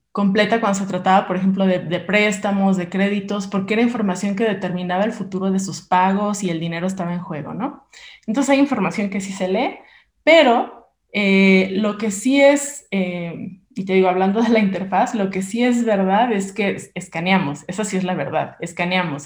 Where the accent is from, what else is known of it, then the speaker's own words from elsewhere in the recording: Mexico; somos mexicanos